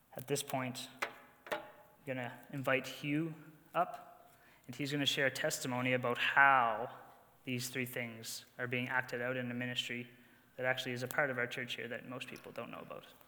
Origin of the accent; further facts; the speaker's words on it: New Brunswick, Canada; moved away as an adult; now in Edmonton, Canada; I'm from New Brunswick, and I've been exiled to the prairies